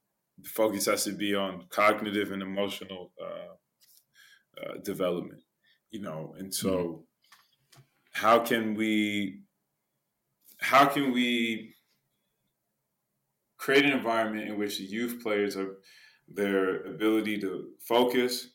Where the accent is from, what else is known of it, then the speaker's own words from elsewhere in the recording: Richmond, California, United States; moved away as an adult; also born or lived in Croatia / Netherlands; I grew up in California